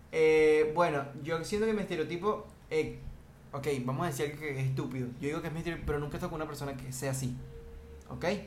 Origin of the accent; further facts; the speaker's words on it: Venezuela; now in Dominican Republic; yo soy venezolano, pero yo, yo, yo vivo aquí, ¿verdad? En República Dominicana